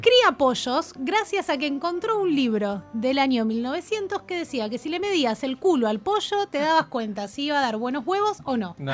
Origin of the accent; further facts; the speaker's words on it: Argentina; somos argentinos